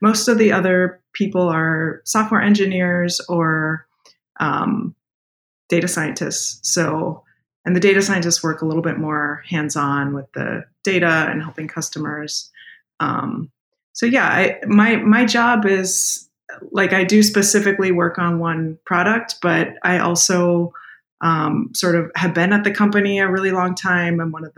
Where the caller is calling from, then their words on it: Oakland, California, United States; I'm calling in from Oakland, California in the U.S. today.